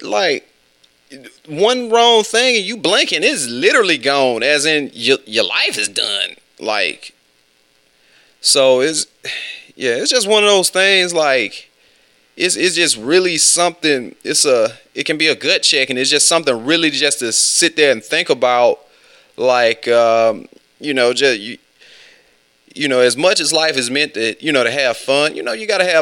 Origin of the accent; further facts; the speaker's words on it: West Alabama, United States; I'm from West Alabama